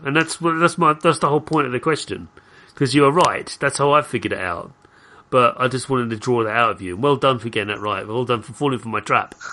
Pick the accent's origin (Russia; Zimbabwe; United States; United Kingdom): United Kingdom; I'm British.